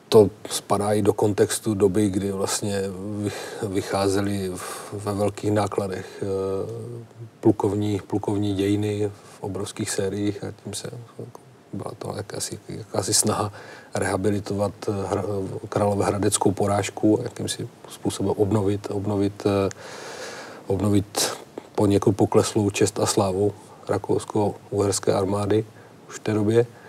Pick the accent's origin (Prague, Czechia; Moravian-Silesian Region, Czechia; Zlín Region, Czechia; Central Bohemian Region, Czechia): Moravian-Silesian Region, Czechia; Nový Jičín; v roce 1992 v Novém Jičíně, odkud pocházím